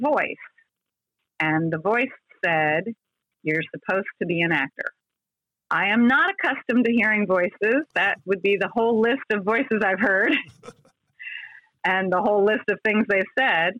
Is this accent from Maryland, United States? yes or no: yes; Columbia, Maryland, United States; I was coming from Columbia, Maryland, which at the time was 50,000 people